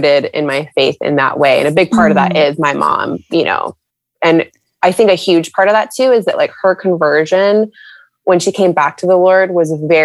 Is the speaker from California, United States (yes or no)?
yes; San Diego, California, United States; moved away as an adult; now in Charlotte, United States; I'm originally from California, San Diego specifically